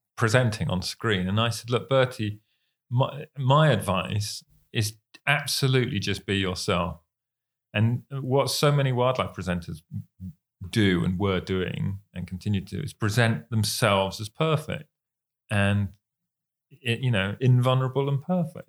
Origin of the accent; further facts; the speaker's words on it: United Kingdom; we're British